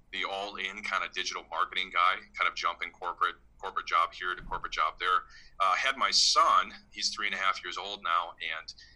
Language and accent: English; Midwest, United States; I grew up in the Midwest